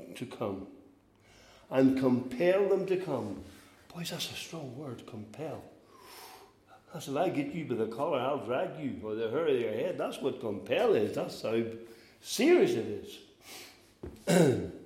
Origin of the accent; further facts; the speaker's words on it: Northern Ireland, United Kingdom; We're from Northern Ireland